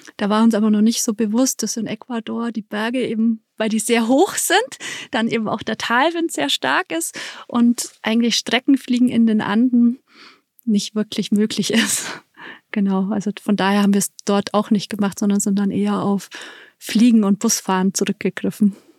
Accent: Allgäu, Germany; bei uns im Allgäu

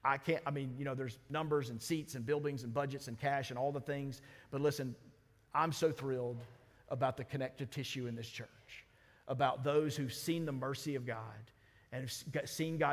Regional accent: Mississippi, United States; I'm from Mississippi.

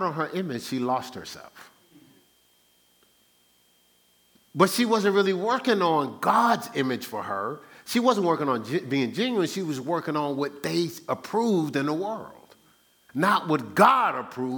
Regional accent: Newark, New Jersey, United States; I grew up in Newark

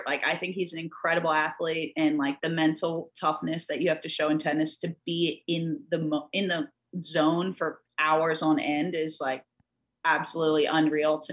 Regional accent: United States; us here growing up in America, like every summer, every winter, the Olympics were on

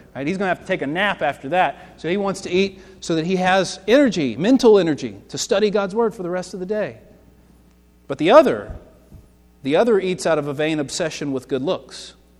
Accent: Lexington, Kentucky, United States; I'm from Lexington. Before I moved here, we lived in Lexington.

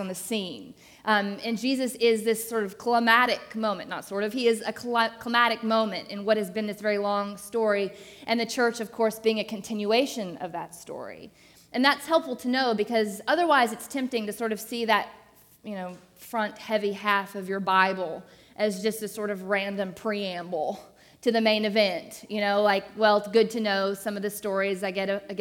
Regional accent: Arkansas, United States; now in Atlanta, United States; I am not from Atlanta originally. I grew up in Arkansas

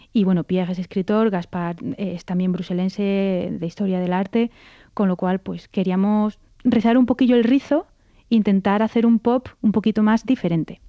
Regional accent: Córdoba, Andalusia, Spain; moved away as an adult; now in Brussels, Belgium; aprendí el piano, bueno, pues en el conservatorio en Córdoba, que es de donde yo soy

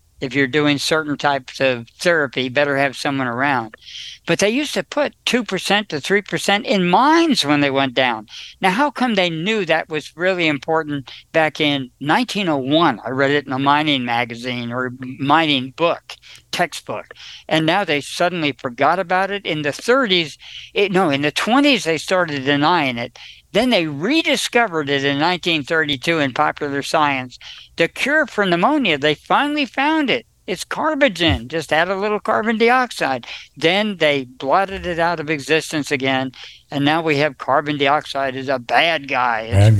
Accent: New Jersey, United States; I know about 20 by observation, but I'm from New Jersey. I got an excuse.

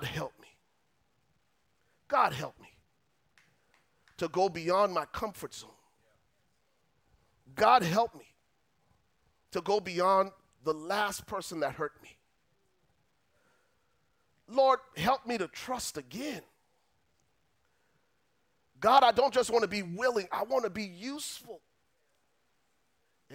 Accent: Liberia; moved away; I grew up in Liberia, West Africa

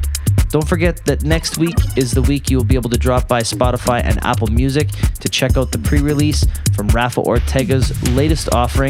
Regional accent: Winnipeg, Manitoba, Canada; now in Toronto, Canada; my hometown of Winnipeg

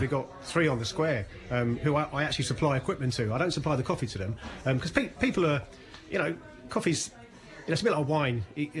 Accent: London, United Kingdom; moved away as an adult; now in Ireland; I've got 36 years experience in the coffee industry, and 20 of those in Ireland. I'm originally from London

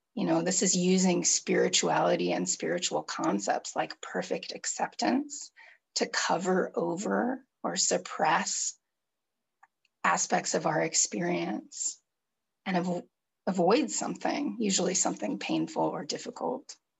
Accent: California, United States; I grew up in California, in the United States in the 70s and 80s and 90s

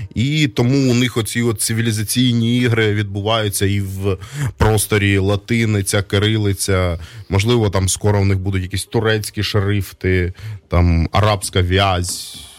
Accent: Donbas, Ukraine; now in Kyiv, Ukraine; Я із Донбаса, я ще з більшої української діаспори в е, ем, Донецьку

